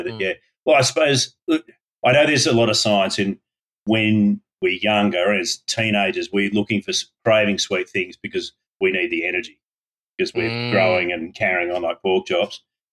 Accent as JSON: {"language": "English", "town": "Coffs Harbour", "region": "New South Wales", "country": "Australia", "tie": "born or raised there", "also_born_or_lived": "Sydney", "said": "I grew up in Coffs Harbour."}